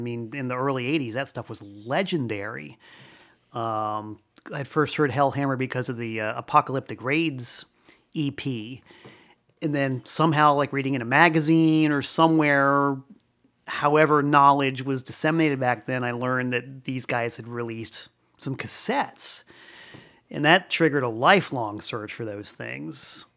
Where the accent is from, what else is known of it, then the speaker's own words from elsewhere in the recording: Florida, United States; now in Danbury, United States; I'm originally from Florida